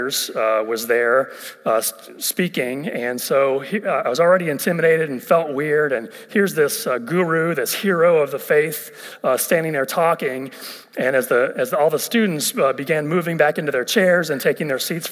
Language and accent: English; Ohio, United States; moved away as an adult; also born or lived in West Virginia; I'm originally from Ohio